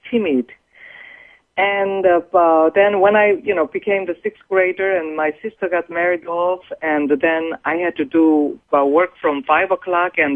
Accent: South Korea; moved away as an adult; now in United States; I happen to be born in a poor Korean family at the bottom of the Korean society.

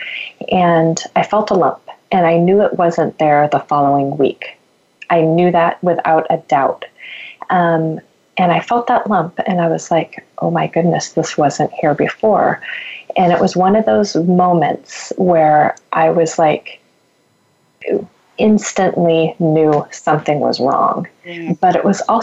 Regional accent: Oregon, United States; moved away as an adult; also born or lived in Texas; I am from Oregon

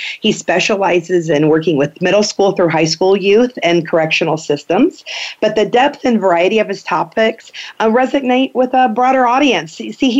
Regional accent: Findlay, Ohio, United States; I'm actually from Findlay, Ohio.

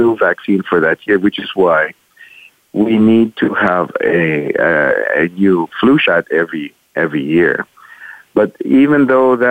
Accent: Manila, Metro Manila, Philippines; moved away as an adult; also born or lived in United States; I was born and raised in Manila in the Philippines

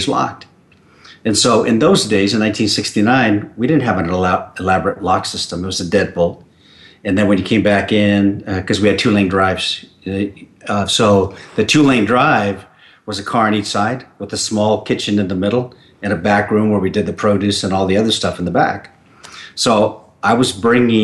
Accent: Southern California, United States; moved away as an adult; also born or lived in San Gabriel Valley; I grew up in Southern California. And I was there for the first 40 years of my life.

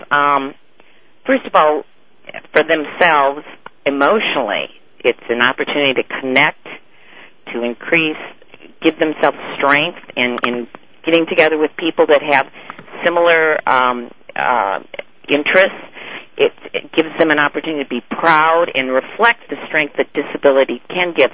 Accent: Wisconsin, United States; I'm from Wisconsin.

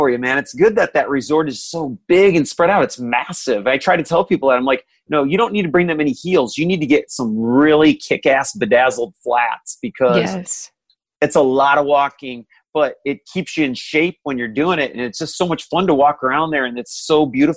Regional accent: Florida, United States; I'm from Florida

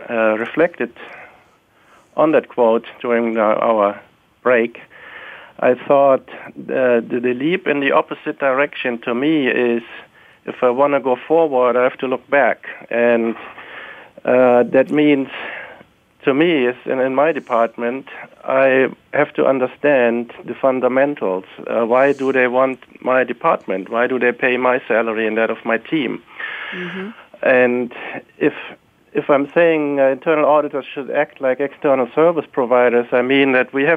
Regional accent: Germany; moved away; You may have guessed from my accent that I grew up in Germany

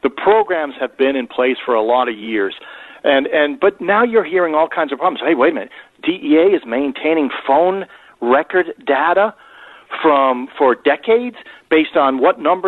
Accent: Boston, Massachusetts, United States; moved away as an adult; now in North Carolina, United States; I'm a Bostonian by birth and a North Carolinian now by choice

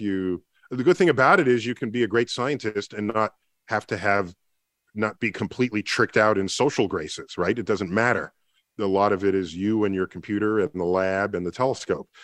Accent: New York City, New York, United States; I grew up in the Bronx

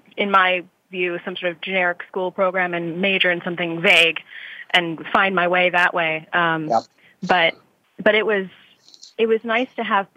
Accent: Detroit area / Saugatuck, Michigan, United States; I moved from the Detroit area over to Saugatuck here in West Michigan. And was in an art class at Saugatuck. And Saugatuck High School

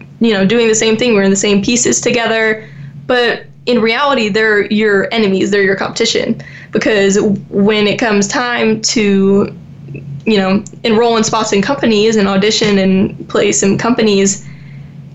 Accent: Dallas, Texas, United States; also born or lived in Naples, Florida; we moved to Dallas when I just turned six. We moved from Naples, Florida

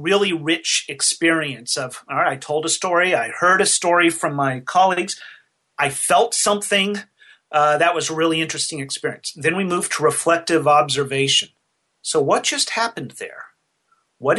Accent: Nashville, Tennessee, United States; I did a program here in my hometown. I'm in Nashville, Tennessee

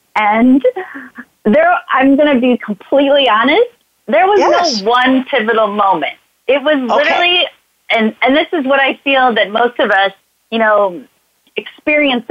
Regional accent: St. Louis, Missouri, United States; moved away as an adult; also born or lived in Chicago, Illinois; I'm from St. Louis, Missouri. I moved to Chicago

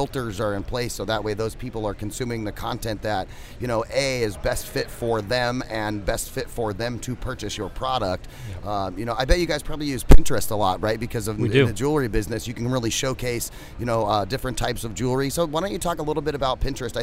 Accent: Phoenix, Arizona, United States; We're from Phoenix

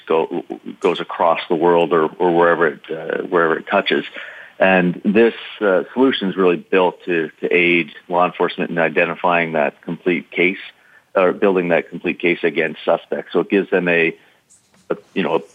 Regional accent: Canada; I played hockey as a Canadian

